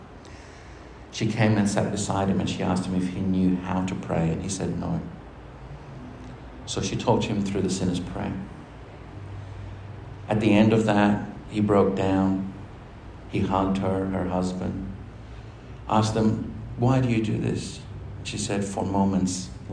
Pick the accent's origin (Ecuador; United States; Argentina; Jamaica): Argentina; now in Australia; I'm from Argentina. I'm from a country where we never had